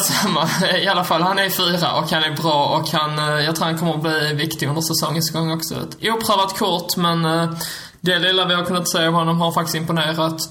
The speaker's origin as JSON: {"language": "Swedish", "region": "Skåne", "country": "Sweden", "said": "som en skåning"}